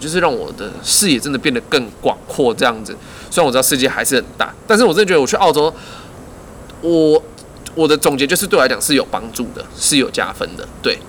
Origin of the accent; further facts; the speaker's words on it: Taiwan; 我们台湾人